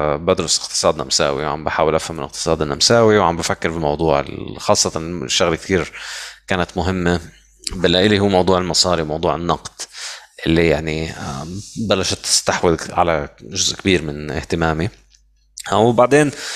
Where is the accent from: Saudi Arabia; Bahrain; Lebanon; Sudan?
Lebanon; moved away; عندنا بلبنان هلا عم نشوف يعني او عندكم انا هلا مش في لبنان